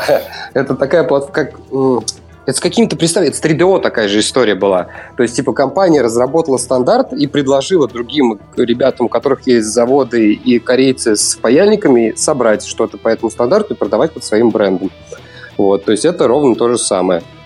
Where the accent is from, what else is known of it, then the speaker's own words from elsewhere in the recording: Ulyanovsk, Ulyanovsk Oblast, Russia; я из Ульяновска